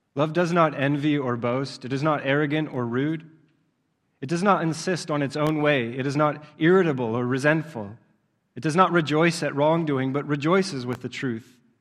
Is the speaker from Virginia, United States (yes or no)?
no; Southeast Pennsylvania, United States; I grew up in Southeast Pennsylvania